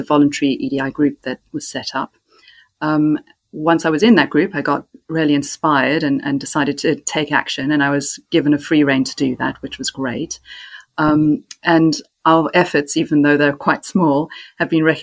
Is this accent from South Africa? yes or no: yes; South Africa; moved away; I was brought up in South Africa